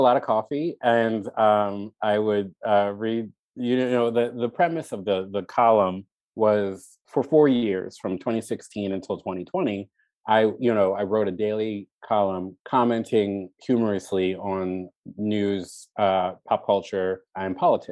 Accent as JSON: {"language": "English", "town": "Baltimore", "region": "Maryland", "country": "United States", "tie": "born or raised there"}